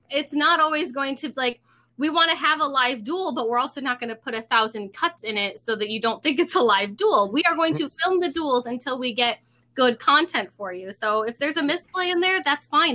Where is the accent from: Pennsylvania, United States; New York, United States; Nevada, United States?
New York, United States; Rochester; also born or lived in Indiana; I'm from New York. I'm from the Rochester area